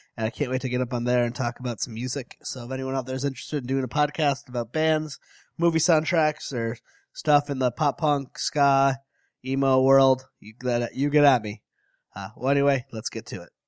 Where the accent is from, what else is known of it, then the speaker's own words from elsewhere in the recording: Connecticut, United States; I'm from Connecticut